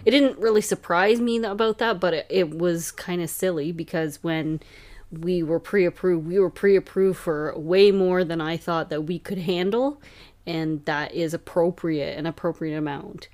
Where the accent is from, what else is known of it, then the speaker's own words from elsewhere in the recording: Hamilton, Ontario, Canada; now in Cayuga, Canada; we are both from Hamilton